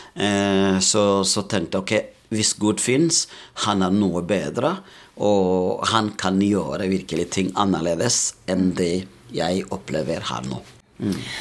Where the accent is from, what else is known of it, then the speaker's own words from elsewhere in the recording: Burundi; Norwegian is a second language; moved away as an adult; now in Molde, Norway; Jeg kommer opprinnelig fra Burundi